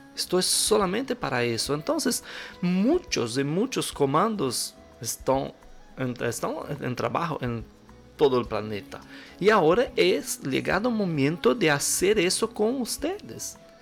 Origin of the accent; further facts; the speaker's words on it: Brazil; sou brasileiro